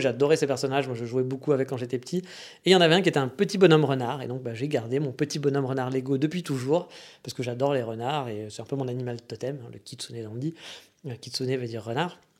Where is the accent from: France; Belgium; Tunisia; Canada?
France; moved away as an adult; chez nous en France